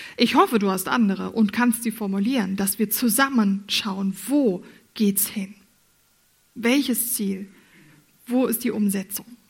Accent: Germany; moved away as an adult; also born or lived in Furttal, Switzerland; now in Switzerland; Ich als Deutsche musste das lernen

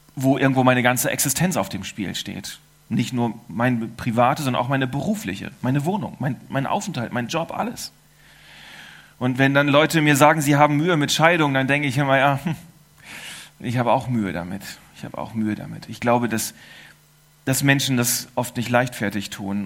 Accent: Germany; now in Switzerland; Ich bin Deutscher

